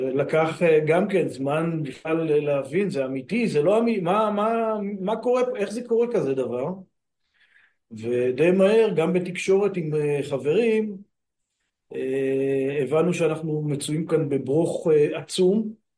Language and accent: Hebrew; Afikim, Northern District, Israel; אני גדלתי בקיבוץ, קיבוץ אפיקים בעמק הירדן